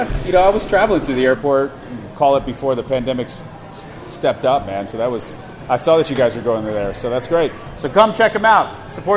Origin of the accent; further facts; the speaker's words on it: Florida, United States; moved away as an adult; now in Indianapolis, United States; So I'm originally a Florida native.